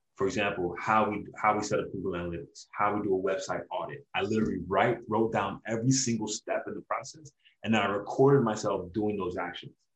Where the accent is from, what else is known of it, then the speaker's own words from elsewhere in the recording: Hollywood, Florida, United States; also born or lived in Brooklyn, New York; I've lived in Hollywood, Florida for the majority of my life, man. I'm pretty much a Floridian. And I just grew up down here